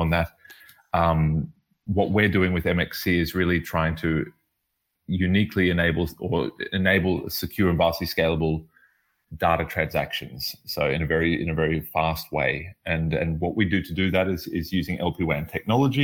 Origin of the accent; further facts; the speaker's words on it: Australia; also born or lived in Middle East; now in Berlin, Germany; I'm originally from Australia